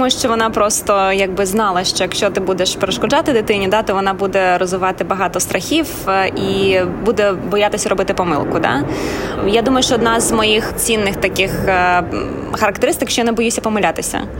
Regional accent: Ukraine; now in Australia; тут, в Австралії, то дуже часто кажуть, що о, я з України, там дуже важка реальність, і тому в мене такий е, закалений характер, да, тому що я мій бекграунд він звідти.

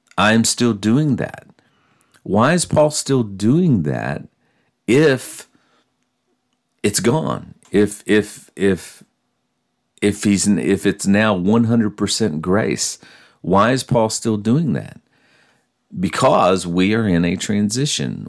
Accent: United States; I'm a Christian first, for sure, but I'm also an American

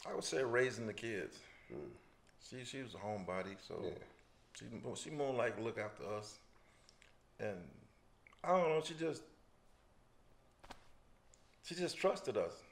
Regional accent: Earl, Arkansas, United States; well, you know, country being in the country, you you you uh, tend to be a fisherman, yeah, farmer.

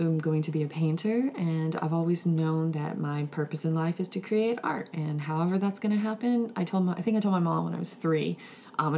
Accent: Winston-Salem, North Carolina, United States; I'm from Winston-Salem, North Carolina

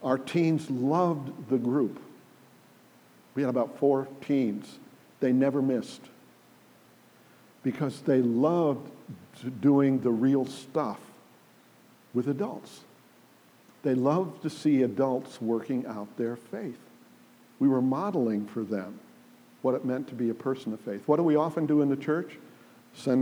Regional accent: United States; moved away as an adult; also born or lived in England; I'm an American

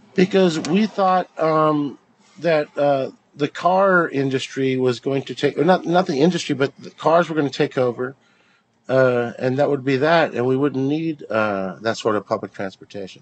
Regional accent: La Mirada, California, United States; also born or lived in East Los Angeles; La Mirada High School

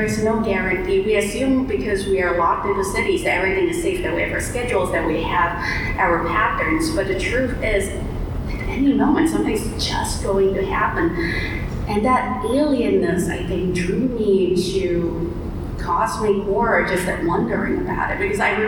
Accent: Malaysia; moved away as an adult; So I grew up in Malaysia, stayed there, lived there until I was about 25 or so, and ended up nomadic for 10 years, bouncing between countries every 3 months, couch surfing.

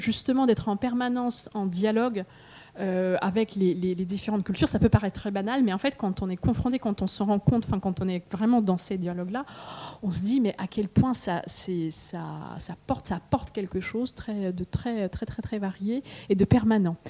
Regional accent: Russia; now in France; en tant que Russe chez Galmeister

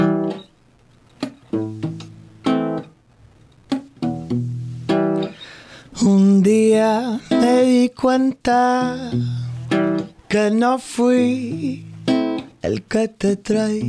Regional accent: Miami, Florida, United States; now in Portland, United States; I'm from Miami.

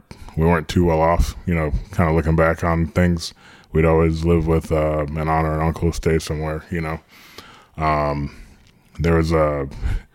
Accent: Orlando, Florida, United States; also born or lived in Long Island, New York; I grew up in New York for a little bit till I was about 8 with my sister. And then we moved down to Orlando when I was 8

